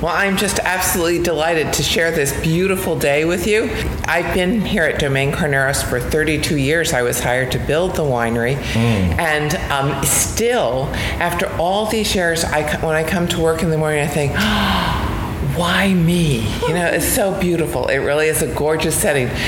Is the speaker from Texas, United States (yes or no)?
no; New Jersey, United States; I grew up in New Jersey